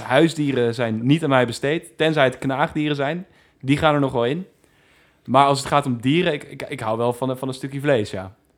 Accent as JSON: {"language": "Dutch", "country": "Netherlands", "said": "ik voel me gewoon Nederlander, dus ik wil terug naar Nederland"}